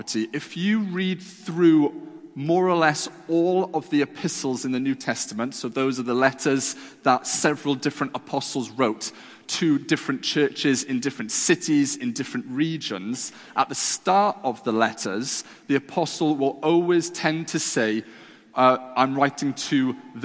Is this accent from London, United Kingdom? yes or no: no; Wales, United Kingdom; I was brought up in the classic old, dusty Welsh chapels. I feel like I can say that because I am Welsh